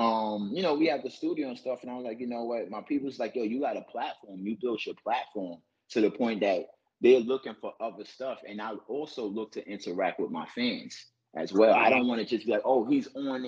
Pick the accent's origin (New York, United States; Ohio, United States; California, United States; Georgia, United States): New York, United States; New York City; I'm from New York City, born and raised, Harlem, Brooklyn, Bronx